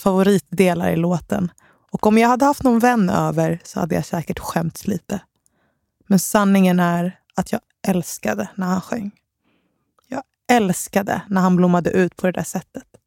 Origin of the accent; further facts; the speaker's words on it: Stockholm, Stockholm County, Sweden; Enskededalen i Stockholm. Det var där jag växte upp